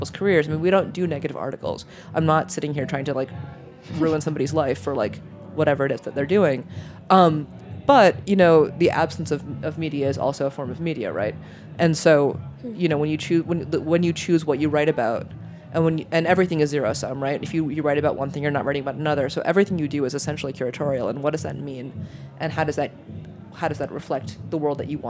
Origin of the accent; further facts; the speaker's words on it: New York, United States; also born or lived in Michigan / Germany; I'm a New Yorker. I've been a New Yorker since I was six, which does not count me as a real New Yorker, but I still stand by it